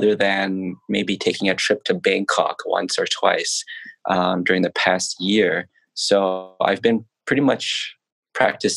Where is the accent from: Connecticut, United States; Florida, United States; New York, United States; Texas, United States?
New York, United States; New York City; also born or lived in Los Angeles, United States; now in Thailand; I am Thai by ethnicity, but I was born in New York City.